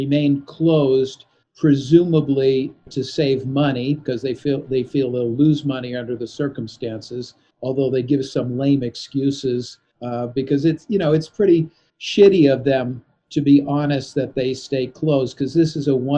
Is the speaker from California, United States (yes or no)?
yes; Los Angeles, California, United States; moved away; also born or lived in Gothenburg, Sweden; I grew up in Los Angeles in California